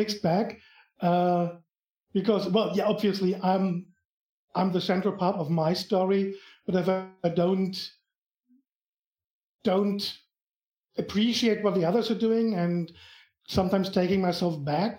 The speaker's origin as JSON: {"language": "English", "country": "Germany", "accent": "German", "second_language": "English", "said": "I'm from Germany, as you probably can tell from my accent."}